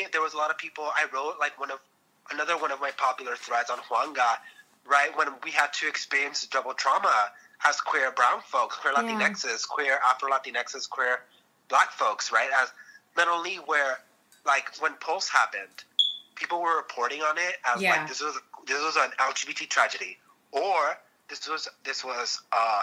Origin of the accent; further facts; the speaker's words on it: Los Angeles, California, United States; I grew up in Southeast